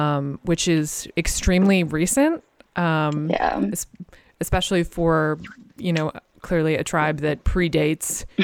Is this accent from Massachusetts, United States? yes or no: yes; Massachusetts, United States; I am from Massachusetts